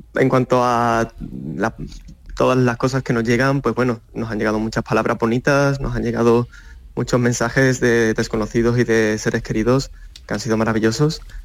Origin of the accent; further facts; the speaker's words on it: Seville, Andalusia, Spain; formar parte de, de la cultura sevillana. Yo le tengo muchísimo cariño eh, a, mi tierra y a, mi gente y mi cultura